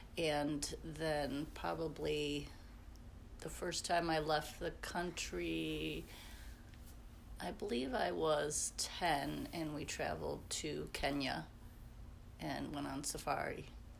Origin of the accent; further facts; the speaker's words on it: Hinsdale, Illinois, United States; also born or lived in Great Lakes, Illinois; I was born in Illinois. My father was in the Naval Academy in Great Lakes. And when I was five, we moved to Hinsdale, where he started his dermatology practice.